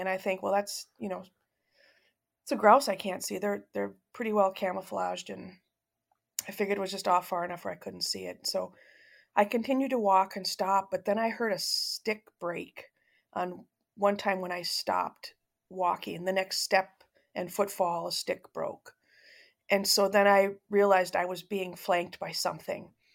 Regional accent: suburb outside of St. Paul, Minnesota, United States; I was uh, born and raised in the Midwest in a suburb of a city um, outside of St. Paul, Minnesota

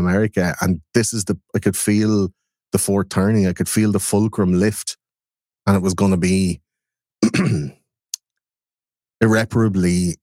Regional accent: Ireland; I'm out in the West in Ireland

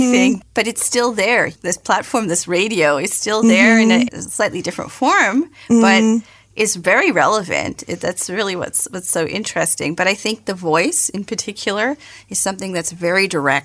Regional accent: Canada; now in Germany; as a Canadian

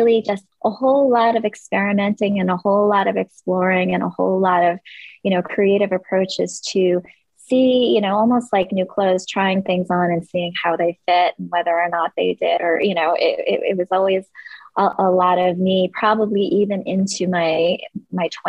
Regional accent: Long Island, New York, United States; also born or lived in Korea; Long Island, New York, where I grew up

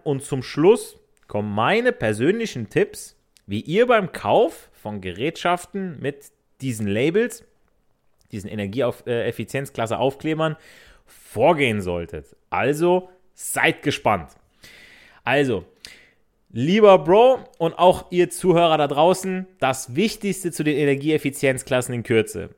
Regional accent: Italy; ich so als Italiener

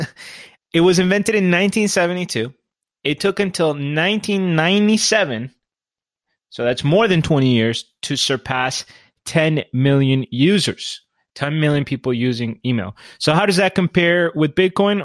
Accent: Colombia; I'm from Colombia

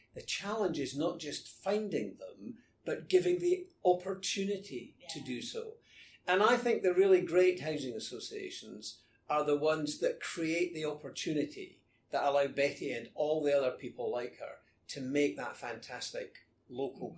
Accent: Scotland, United Kingdom; moved away as an adult; also born or lived in London

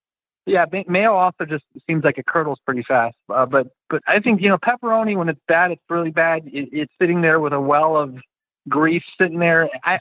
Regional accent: Chicago, Illinois, United States; I'm a Chicagoan, born and bred.

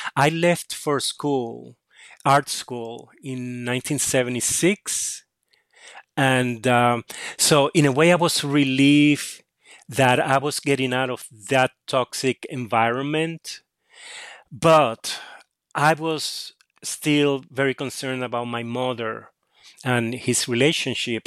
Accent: Cataño, Puerto Rico; I grew up in Catania, um, which is a s, a small town across the bay from San Juan in Puerto Rico

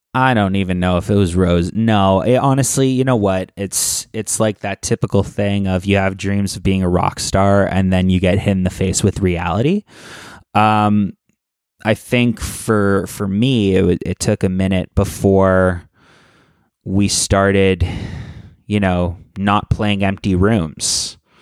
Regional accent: Toronto, Ontario, Canada; growing up in Toronto

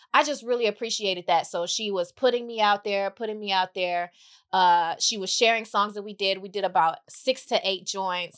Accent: Mississippi, United States; also born or lived in Iowa / Atlanta; now in Los Angeles, United States; got sent to Mississippi to live with my grandmother

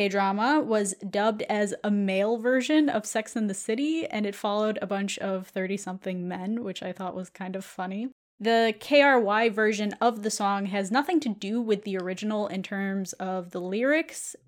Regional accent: suburbs of Chicago, Illinois, United States; I grew up in the suburbs of Chicago

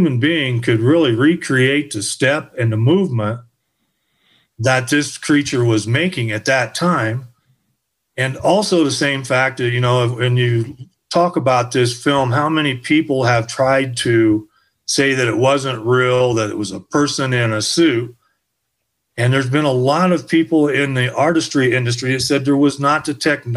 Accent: Indiana, United States; I was born and raised there

